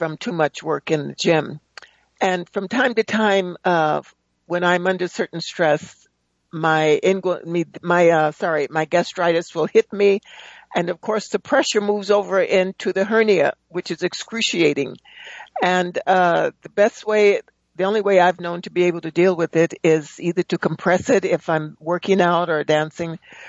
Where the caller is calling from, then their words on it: Palmdale, California, United States; I'm calling from Palmdale, California.